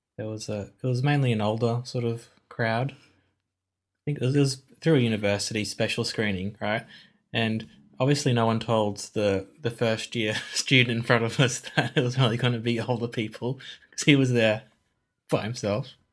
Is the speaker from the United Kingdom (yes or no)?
no; Australia; I'm Australian